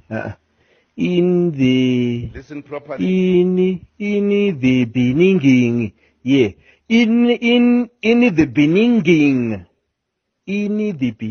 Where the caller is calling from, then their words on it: El Centro, California, United States; I'm calling from El Centro